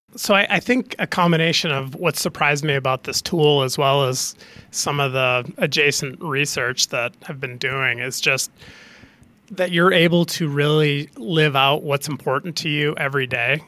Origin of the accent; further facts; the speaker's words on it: Canada; being a Canadian hockey player growing up